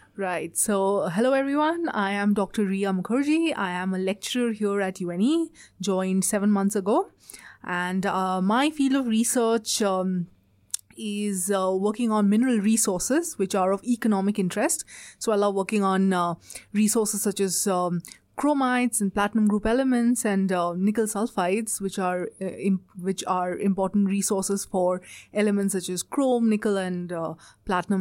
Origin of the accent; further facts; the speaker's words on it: India; moved away as an adult; now in Australia; I'm from India, uh, and I've done all my education and everything is from India.